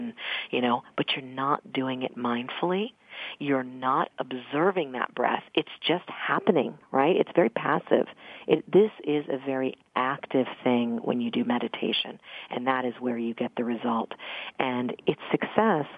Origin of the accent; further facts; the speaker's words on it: Mount Vernon, Virginia, United States; I grew up in Mount Vernon, which is right outside of Alexandria, Virginia